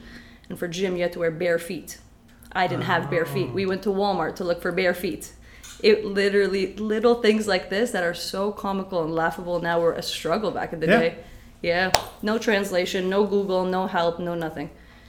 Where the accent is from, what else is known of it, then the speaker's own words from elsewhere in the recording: Syria; Yes. I still, even now, like when I say I'm from Syria, oh my God, your English is so good.